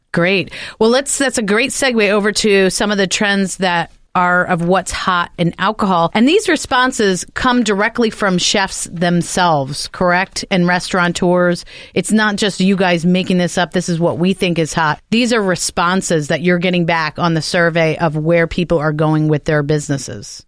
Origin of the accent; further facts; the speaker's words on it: New Jersey, United States; I'm from Jersey